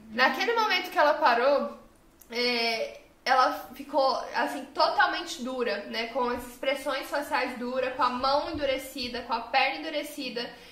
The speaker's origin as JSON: {"language": "Portuguese", "country": "Brazil", "also_born_or_lived": "United States", "moved": "yes", "said": "nós como brasileiros"}